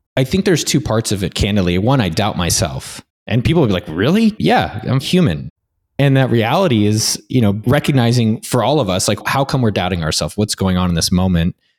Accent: Silicon Valley, California, United States; now in Barcelona, Spain; I come from Silicon Valley

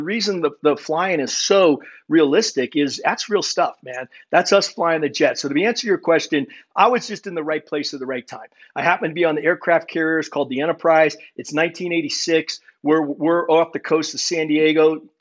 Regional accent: Germany; born there

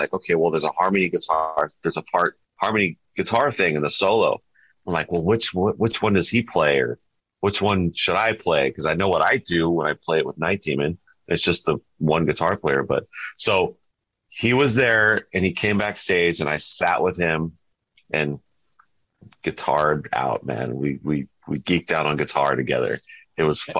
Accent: Southern California, United States; we're from California and Southern California

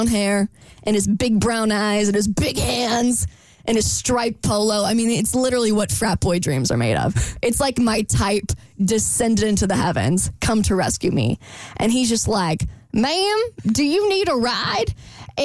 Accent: Florida, United States; moved away; I'm from Florida.

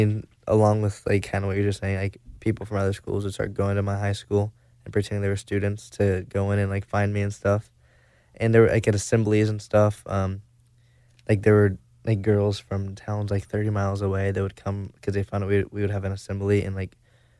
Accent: Arkansas, United States; Northwest Arkansas.

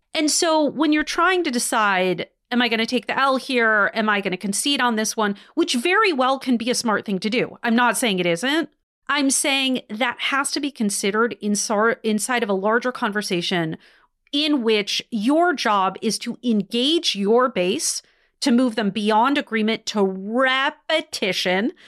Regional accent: Wisconsin, United States; in Wisconsin, which is my home state

